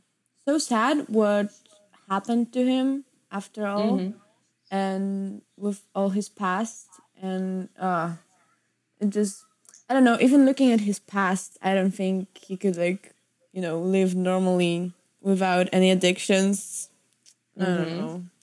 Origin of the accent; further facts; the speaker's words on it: Cincinnati, Ohio, United States; Yeah. I'm from Cincinnati.